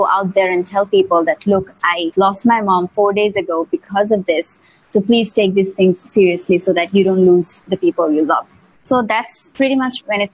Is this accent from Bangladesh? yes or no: yes; Mymensingh, Mymensingh Division, Bangladesh; also born or lived in Malaysia; now in Dhaka, Bangladesh; was in Mymensingh. It's my hometown.